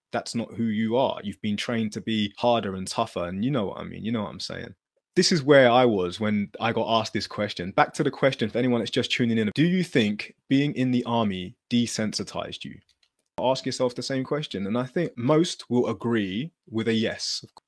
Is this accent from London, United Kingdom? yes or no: no; Luton, East of England, United Kingdom; growing up in Luton, it wasn't a very friendly environment